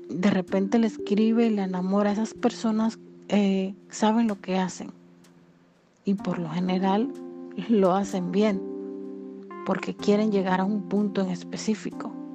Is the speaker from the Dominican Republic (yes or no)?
yes; Dominican Republic; aquí en mi país, República Dominicana